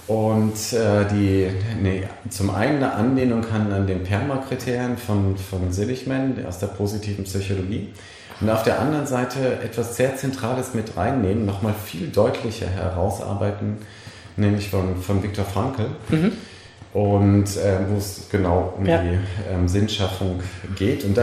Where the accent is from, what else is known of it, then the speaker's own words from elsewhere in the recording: Bremen, Germany; ich komme aus Bremen diesbezüglich